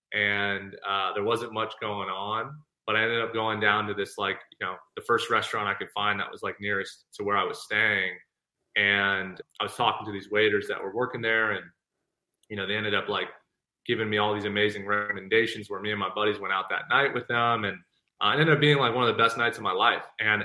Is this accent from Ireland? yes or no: yes; Ireland; so I was just in Ireland and I'm Irish clearly.